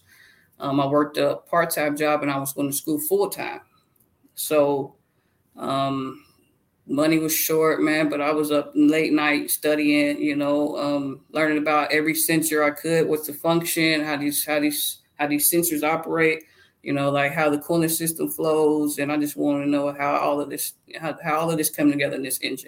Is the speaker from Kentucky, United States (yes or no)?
yes; Lexington, Kentucky, United States; moved away as an adult; also born or lived in Illinois; now in Douglasville, United States; I'm from Lexington, Kentucky, and I live in Douglasville, Georgia